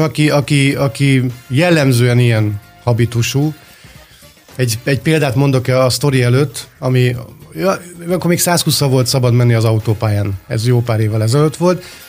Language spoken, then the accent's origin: Hungarian; Budapest, Hungary; Békás megyeren, ahol felnőttem